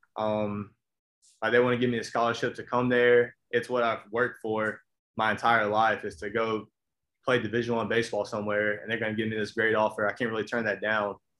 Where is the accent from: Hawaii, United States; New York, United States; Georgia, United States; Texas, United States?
Georgia, United States; Albany; I'm from Albany, Georgia. Um, as you know, talking to Hatch, small town, South Georgia. Um, went to Lee County High School